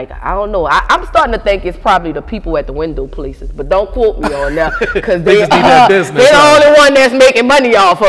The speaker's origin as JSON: {"language": "English", "town": "New Orleans", "region": "Louisiana", "country": "United States", "tie": "born or raised there", "said": "I'm from New Orleans, uptown, Magnolia."}